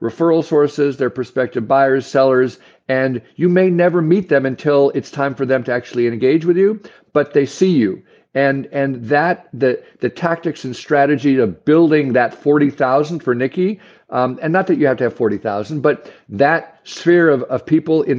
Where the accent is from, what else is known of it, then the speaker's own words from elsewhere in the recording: Bellevue, Washington, United States; also born or lived in San Diego; I grew up on the East Side in Bellevue